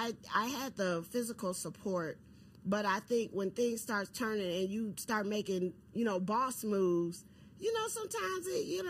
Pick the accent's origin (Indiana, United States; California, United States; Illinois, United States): Illinois, United States; Chicago; I'm from Chicago